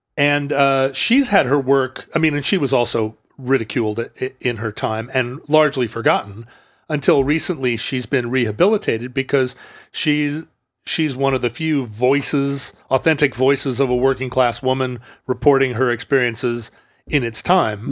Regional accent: United States; being an American

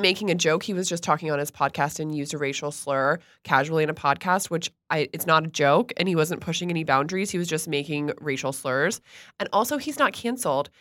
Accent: Stuart, Florida, United States; moved away; I grew up in Stuart, Florida

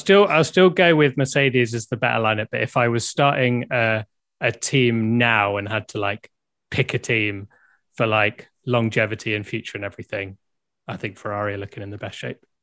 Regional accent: United Kingdom; I'm clearly British

